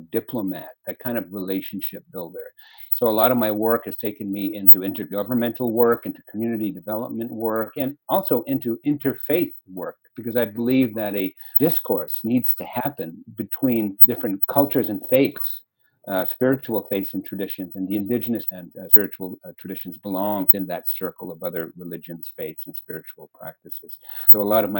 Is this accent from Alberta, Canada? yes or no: yes; Edmonton, Alberta, Canada; I've had the opportunity to grow up in Edmonton since I was 10. So Edmonton really is my home